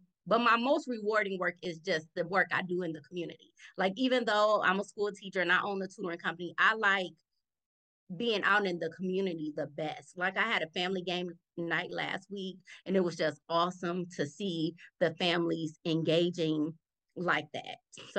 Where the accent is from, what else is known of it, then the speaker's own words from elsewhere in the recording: Cleveland, Ohio, United States; Born and raised in Cleveland, a product of the Cleveland School District. So, you know, no parochial school up in here. You know, I did go to a private college